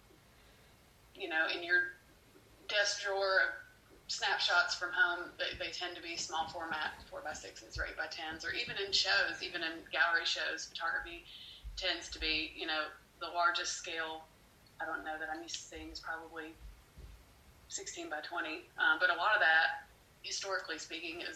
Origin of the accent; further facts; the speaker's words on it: United States; moved away; I hadn't lived here for about 13 years and moved back in about 2012